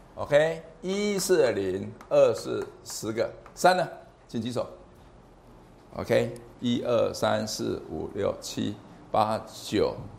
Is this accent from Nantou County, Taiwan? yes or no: no; Changhua, Changhua County, Taiwan; 我来自彰化中学，彰化中学也是个非常有名踢足球的学校